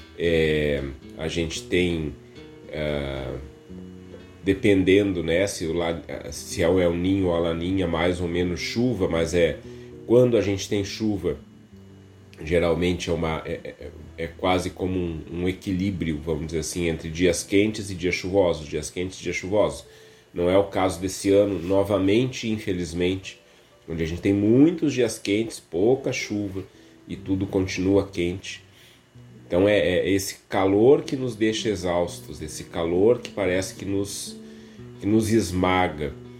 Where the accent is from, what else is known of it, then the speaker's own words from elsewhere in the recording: Viamão, Rio Grande do Sul, Brazil; minha infância, minha adolescência, é, foram na zona rural aqui de Viamão